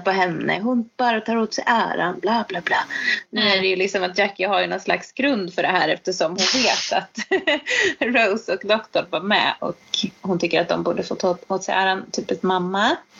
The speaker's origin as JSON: {"language": "Swedish", "country": "Sweden", "said": "som svensk"}